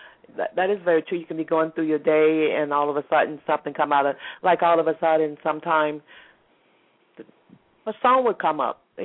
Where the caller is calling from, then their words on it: Atlanta, Georgia, United States; I'm calling from Georgia, Atlanta. Atlanta, by the way.